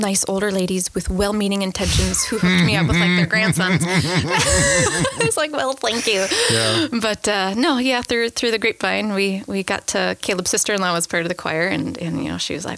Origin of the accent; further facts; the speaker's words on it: Watertown, Wisconsin, United States; moved away as an adult; now in Green Bay, United States; I didn't grow up in Green Bay. I'm originally from Watertown, which is about 2 hours south of here